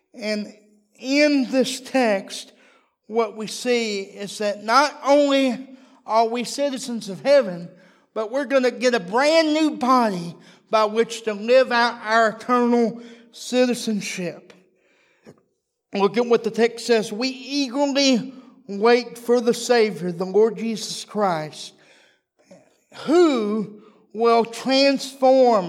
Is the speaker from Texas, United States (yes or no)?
yes; Texas, United States; I'm a Texan